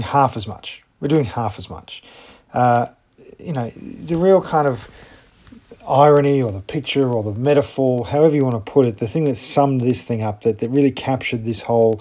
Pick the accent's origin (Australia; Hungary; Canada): Australia; as an Australian